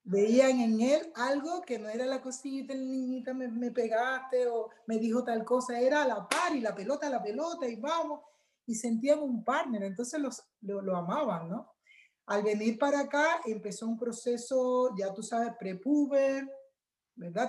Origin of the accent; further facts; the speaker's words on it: Cuba; also born or lived in Chile; now in United States; yo soy cubana